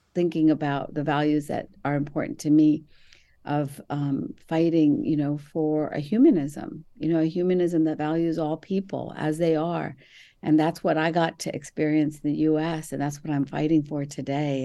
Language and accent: English; Mumbai, Maharashtra, India; I was born in Bombay, India, to very conservative Muslim parents